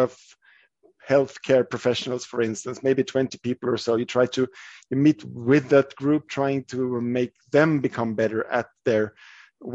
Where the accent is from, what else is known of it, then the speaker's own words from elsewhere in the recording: Sweden; I'm from Sweden, and I work as a physician.